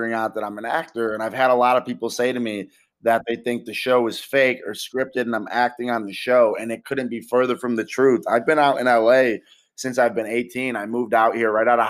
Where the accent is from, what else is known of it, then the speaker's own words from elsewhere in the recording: Rochester, New York, United States; moved away as an adult; now in Los Angeles, United States; went back to my hometown in Rochester